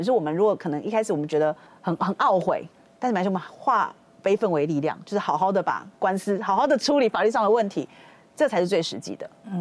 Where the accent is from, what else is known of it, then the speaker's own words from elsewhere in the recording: Taiwan; 我们台湾人的观念还是会觉得说